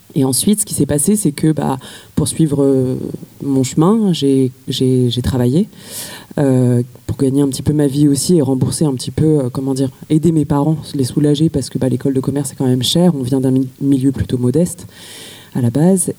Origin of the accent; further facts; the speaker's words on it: Paris, Île-de-France, France; j'ai grandi à Paris